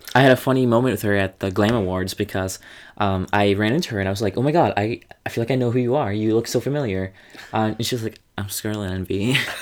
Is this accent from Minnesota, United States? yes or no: yes; Minnesota, United States; as a Minnesotan queen, I love everything that has to do with the North